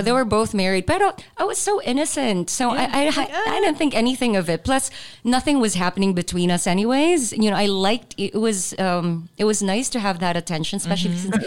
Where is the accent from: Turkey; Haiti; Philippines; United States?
Philippines; Zamboanga City, Zamboanga Peninsula; moved away; I'm from mm-hmm. Zamboanga too. So mm-hmm. we would speak in Chavacano